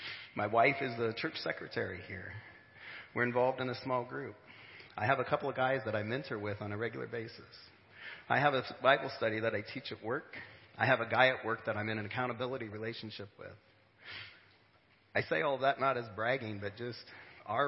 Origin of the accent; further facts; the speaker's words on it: Smithfield, Illinois, United States; also born or lived in St. Louis, Missouri; I grew up around here, from the great metropolitan area of Smithfield